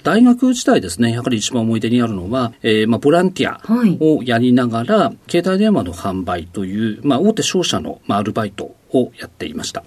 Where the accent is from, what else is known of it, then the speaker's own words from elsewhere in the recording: Odate, Akita, Japan; 秋田県大館市